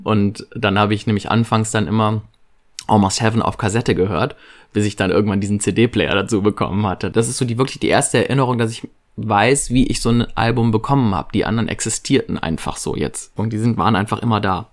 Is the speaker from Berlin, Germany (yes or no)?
no; Viersen, North Rhine-Westphalia, Germany; Ich komme aus Viersen, das ist in der Nähe von Mönchengladbach in Nordrhein-Westfalen